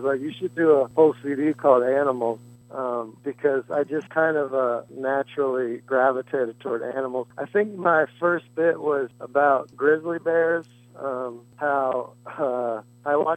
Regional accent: Morgantown, West Virginia, United States; moved away; also born or lived in North Carolina; I grew up in Morgantown, West Virginia

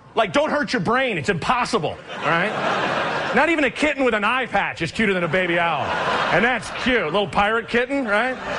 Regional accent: Oregon, United States; I'm from Oregon.

